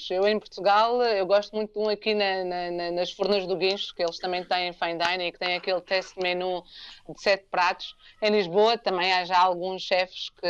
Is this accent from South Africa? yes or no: yes; South Africa; also born or lived in Angola; E, e eu, como cresci, é, a, minha, a minha experiência mesmo da África, a África é a África do Sul. Eu nasci em Angola